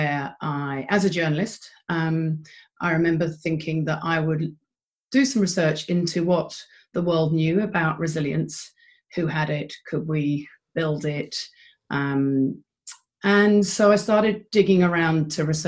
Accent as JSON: {"language": "English", "region": "London", "country": "United Kingdom", "also_born_or_lived": "Philadelphia", "moved": "as an adult", "lives_now": "Christchurch, New Zealand", "said": "I'm a Londoner, but my adopted home of 20 years is Christchurch, New Zealand"}